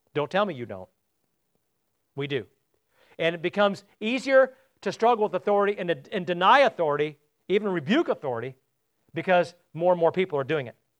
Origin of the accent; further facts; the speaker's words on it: United States; I'm an American and not a Brit